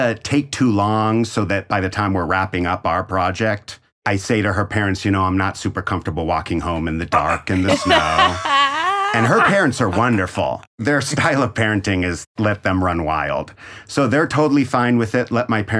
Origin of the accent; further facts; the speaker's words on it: Denver, Colorado, United States; now in Scottsdale, United States; Denver, Colorado.